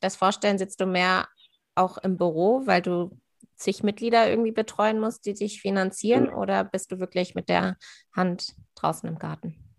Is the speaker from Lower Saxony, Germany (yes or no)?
yes; near Hanover, Lower Saxony, Germany; moved away as an adult; also born or lived in Göttingen / Berlin; Ich bin auf einem Ackerbaubetrieb in der Nähe von Hannover aufgewachsen